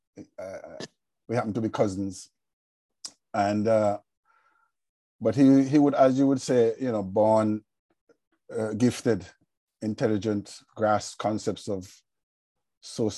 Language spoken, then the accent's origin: English; Montserrat; as a Montserratian